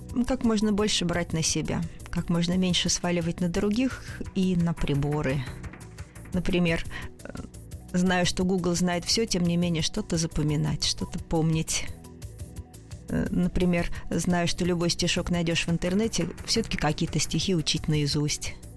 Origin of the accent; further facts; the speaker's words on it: Moscow, Russia; я москвичка, родилась в Москве